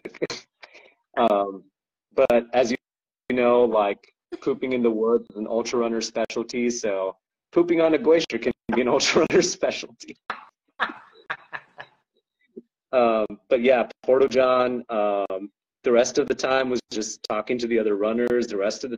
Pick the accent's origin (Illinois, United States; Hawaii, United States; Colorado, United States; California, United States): California, United States; I'm a Californian boy